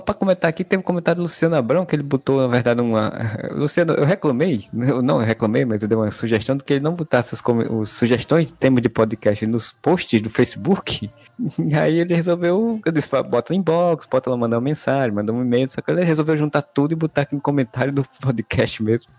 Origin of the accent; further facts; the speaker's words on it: Northeast Region, Brazil; accent: nordestino; Meu inglês nordestinês